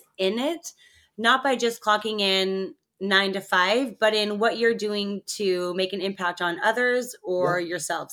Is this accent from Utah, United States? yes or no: yes; Provo, Utah, United States; growing up in Provo